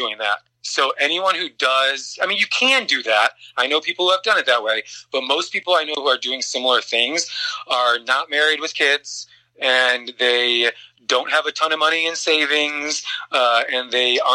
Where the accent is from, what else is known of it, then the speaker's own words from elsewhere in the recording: Chicago, Illinois, United States; moved away; I'm from the Midwest. I'm from the Chicagoland area.